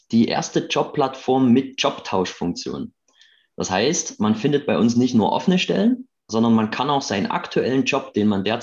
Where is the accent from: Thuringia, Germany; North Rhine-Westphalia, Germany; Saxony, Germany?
Saxony, Germany; Chemnitz; Ähm, ich bin Chemnitzer aus der ähm, Arbeiterstadt im schönen Sachsen.